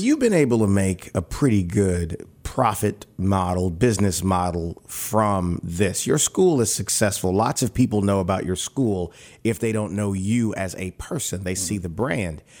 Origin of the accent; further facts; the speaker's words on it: New Roads, Louisiana, United States; I'm a country boy. I'm from New Roads, Louisiana